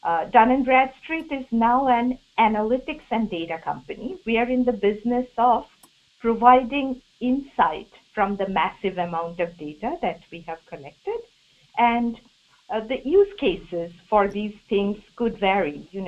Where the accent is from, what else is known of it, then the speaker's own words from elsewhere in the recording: India; English is a second language; now in United States; Imagine how ironical those things are for me, because as you can guess, I came here from India.